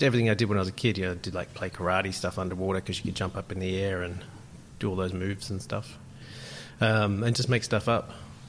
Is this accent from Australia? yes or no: yes; Terrigal, New South Wales, Australia; I grew up in a little town called Terrigal in Australia. It's just north of Sydney.